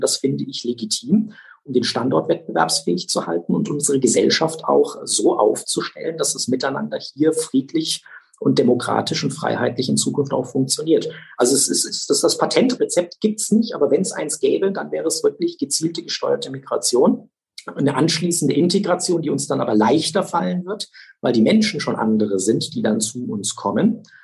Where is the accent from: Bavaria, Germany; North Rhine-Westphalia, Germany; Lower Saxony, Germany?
Bavaria, Germany; Nuremberg; ich bin in der Südstadt groß geworden. Google-Straße, Siemensbrücke, Wölkernstraße. Da bin ich geboren, da bin ich aufgewachsen